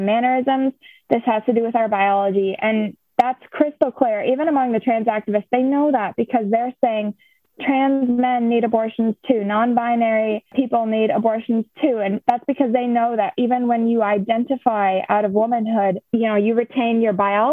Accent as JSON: {"language": "English", "town": "La Crosse", "region": "Wisconsin", "country": "United States", "said": "I'm from the La Crosse area of Wisconsin"}